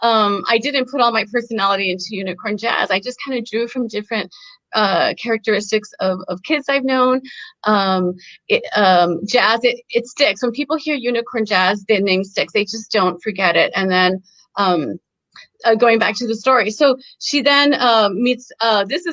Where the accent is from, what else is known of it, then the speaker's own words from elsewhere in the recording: El Paso, Texas, United States; moved away; I grew up in El Paso, Texas